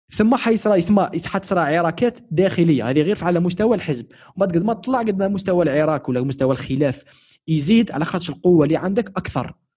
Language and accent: Arabic; Algeria; انا كشخص كمواطن جزائري شغل 21 سنه تاع في تاريخ في تاريخي عايش في الجزائر